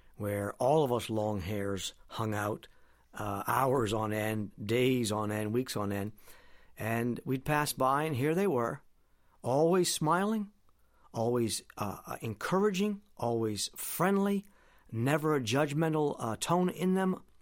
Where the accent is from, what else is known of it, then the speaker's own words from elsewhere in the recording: Presque Isle, Maine, United States; back in my hometown now in Presque Isle